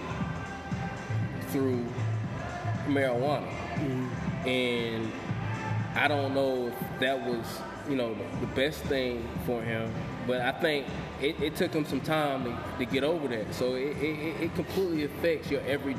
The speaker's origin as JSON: {"language": "English", "area": "the Bible Belt", "region": "the South", "country": "United States", "tie": "born or raised there", "said": "we grew up in the Bible Belt"}